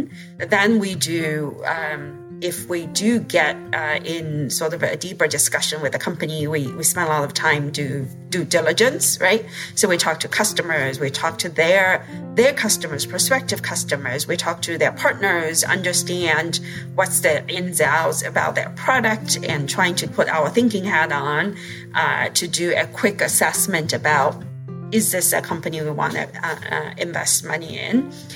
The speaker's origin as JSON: {"language": "English", "country": "China", "tie": "born or raised there", "moved": "as an adult", "said": "I grew up in China"}